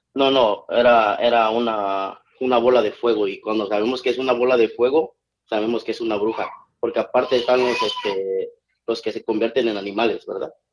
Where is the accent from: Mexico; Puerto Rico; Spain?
Mexico; San Lorenzo Cacaotepec, Etla, Oaxaca; moved away; Cuando estaba chiquito en mi, pueblo, vengo de un pueblo de Oaxaca